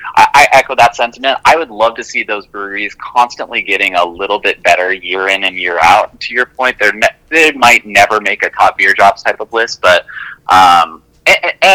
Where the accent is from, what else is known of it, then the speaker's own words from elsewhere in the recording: Salt Lake City, Utah, United States; I grew up in Salt Lake City, Utah